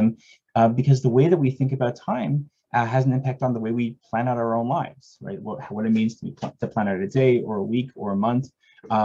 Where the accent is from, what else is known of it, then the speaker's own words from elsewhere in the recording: Toronto, Ontario, Canada; moved away; I was born and raised in Toronto